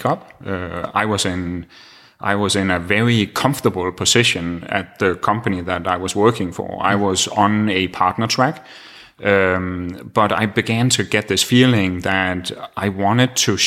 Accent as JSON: {"language": "English", "country": "Denmark", "tie": "born or raised there", "second_language": "English", "moved": "as an adult", "lives_now": "Santa Rosa, United States", "said": "growing up in Denmark"}